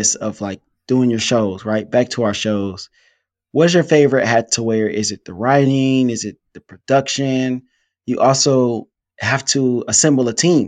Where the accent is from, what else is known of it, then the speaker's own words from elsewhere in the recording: Detroit, Michigan, United States; I'm from Detroit, Michigan